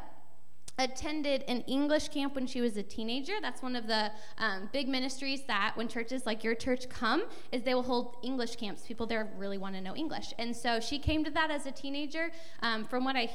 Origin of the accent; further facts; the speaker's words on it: St. Louis, Missouri, United States; I grew up in St. Louis.